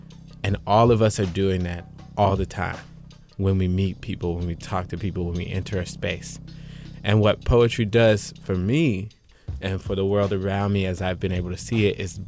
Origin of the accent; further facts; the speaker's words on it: Chapel Hill, North Carolina, United States; I'm from Chapel Hill, North Carolina, as I said